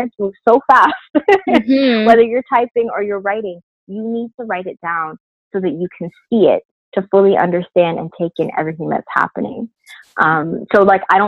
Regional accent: Brampton, Ontario, Canada; I'm originally from Brampton

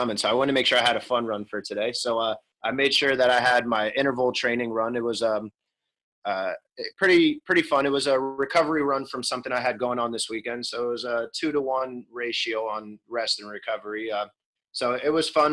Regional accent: Bethlehem, Pennsylvania, United States; I'm from Bethlehem, Pennsylvania, Lehigh Valley, right outside of Philly

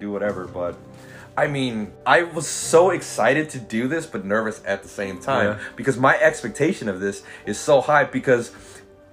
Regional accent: Philippines; also born or lived in Los Angeles, United States; I'm Filipino

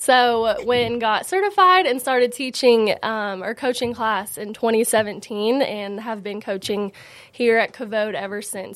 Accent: Franklin, United States; born and raised in Franklin

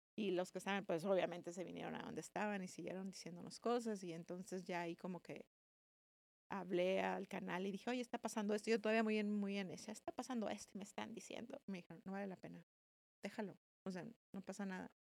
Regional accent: Mexicali, Baja California, Mexico; also born or lived in Guadalajara / Tijuana / Madrid; Nací en Guadalajara, crecí en Mexicali y crecí entre Tijuana y Mexicali

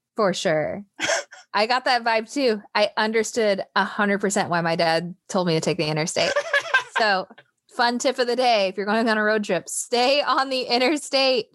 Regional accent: Seattle, Washington, United States; moved away as an adult; also born or lived in Tennessee; growing up in Seattle, sorry, I guess I'm not My teenage years in Seattle

